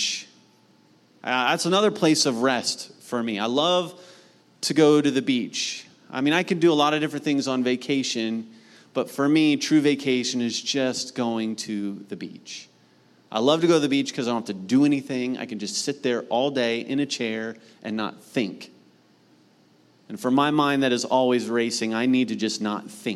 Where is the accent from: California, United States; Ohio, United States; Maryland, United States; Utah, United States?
Ohio, United States; Mount Vernon; Where I grew up in Mount Vernon, Ohio, we had a ranch-style home